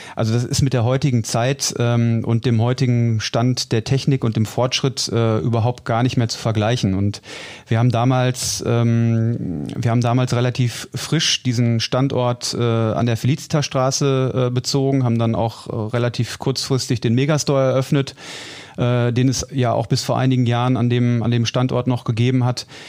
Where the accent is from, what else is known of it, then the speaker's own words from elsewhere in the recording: Dortmund, North Rhine-Westphalia, Germany; ich bin gebürtiger Dortmunder und ähm, insofern werde ich natürlich äh, klar meine meine Heimatstadt vermissen